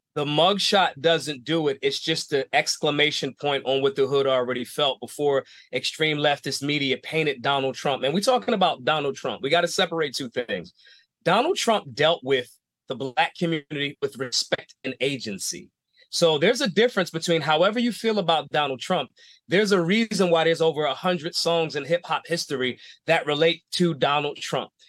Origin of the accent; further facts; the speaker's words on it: Philadelphia, Pennsylvania, United States; I'm from Philly. It's not a small town